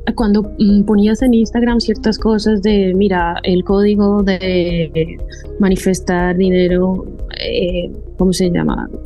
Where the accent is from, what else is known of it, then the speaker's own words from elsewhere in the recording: Colombia; moved away as an adult; also born or lived in Don Benito, Extremadura, Spain; now in Spain; yo soy colombiana y hice allí medicina, el pregrado